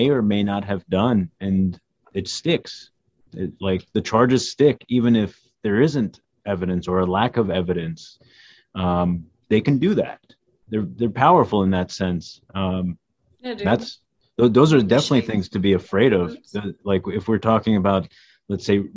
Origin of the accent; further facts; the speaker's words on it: United States; Our parents came here without knowing much of the culture of what this, you know, they've only heard stories, didn't know the language. They just came, you know. But we grew up here